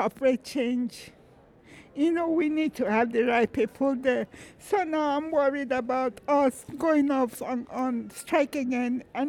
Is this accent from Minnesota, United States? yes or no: yes; Minnesota, United States